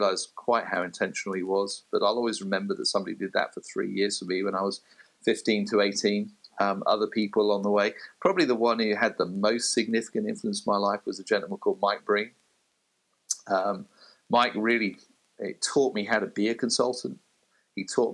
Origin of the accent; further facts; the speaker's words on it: United Kingdom; as a Brit